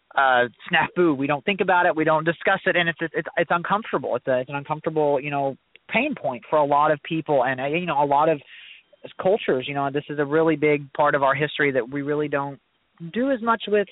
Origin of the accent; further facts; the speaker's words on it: Southeast Missouri, United States; I was born and raised in Southeast Missouri